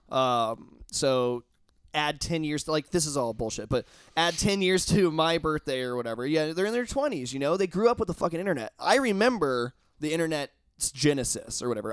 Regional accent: Indiana, United States; I'm from Indiana

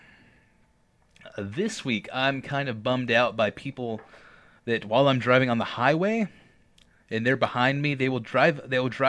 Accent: Georgia, United States; You were in my home state. You were in Georgia

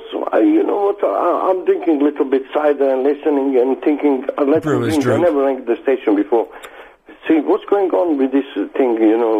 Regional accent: Serbia; moved away; I'm from the Serbia.

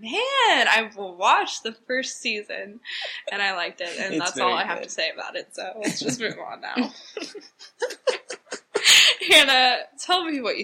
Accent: Bronx, New York, United States; I'm from the Bronx.

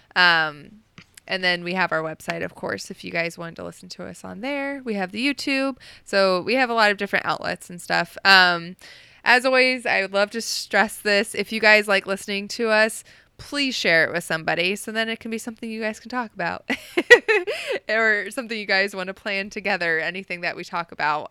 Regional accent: Ohio, United States; also born or lived in Oklahoma / Texas; just growing up and living in Ohio, well, I was born in Oklahoma, but, you know, most of my life living in Ohio

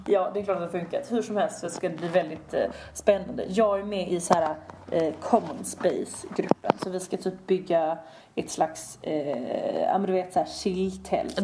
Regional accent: Sweden; vi kommer från Sverige

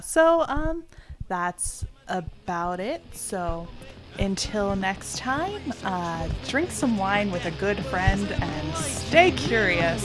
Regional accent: East Coast, United States; we are from the East Coast

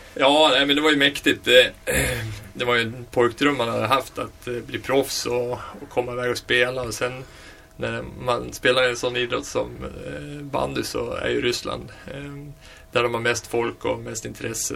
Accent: Västerås, Västmanland, Sweden; född och uppvuxen i Västerås

